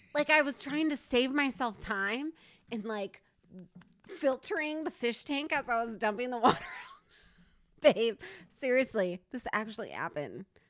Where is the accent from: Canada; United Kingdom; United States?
United States; Stanwood, Washington; also born or lived in Camano Island, Washington; we come from a small town. Oh, shit. Stanwood, Washington